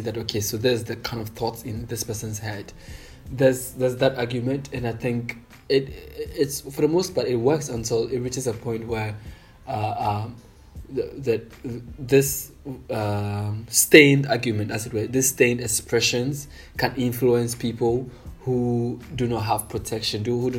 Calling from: Accra, Greater Accra, Ghana; I'm speaking from Accra.

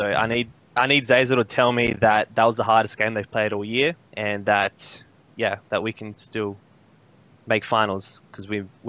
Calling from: Adelaide, South Australia, Australia; Adelaide, Australia.

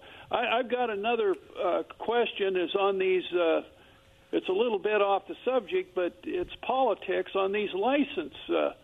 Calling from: Kennewick, Washington, United States; for Kennewick.

